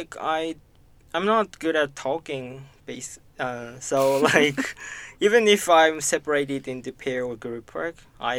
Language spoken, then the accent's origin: English; Japan; accent: Japanese; English is a second language; I've already kind of fixed my Japanese accent.